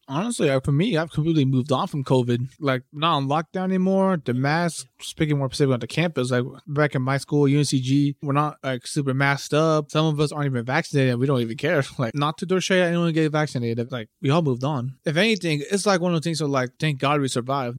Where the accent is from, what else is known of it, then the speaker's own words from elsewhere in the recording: United States; I grew up my entire life here in the U S, but, like, my family's from, you know, my parents are from Peru